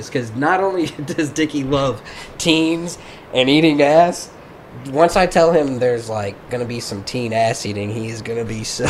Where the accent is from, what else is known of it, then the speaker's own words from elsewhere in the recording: Canada; I'm Canadian.